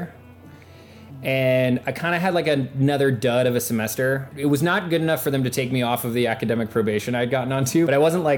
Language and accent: English; Oberlin, Ohio, United States; now in Cleveland, United States; I grew up in Oberlin